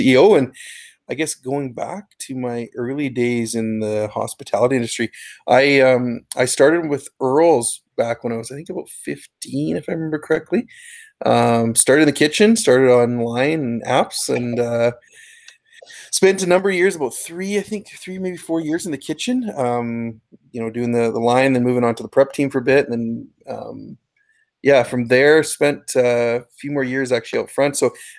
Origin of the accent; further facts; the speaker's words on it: Jasper, Alberta, Canada; now in Calgary, Canada; two guys that I grew up with in Jasper, going back to elementary school